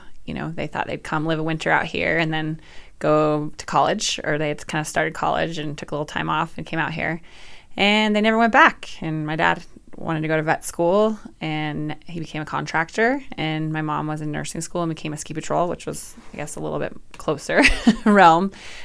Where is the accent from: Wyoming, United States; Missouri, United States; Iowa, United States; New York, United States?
Wyoming, United States; Jackson; born or raised there; also born or lived in Pinedale, Wyoming / Wind River Range, Wyoming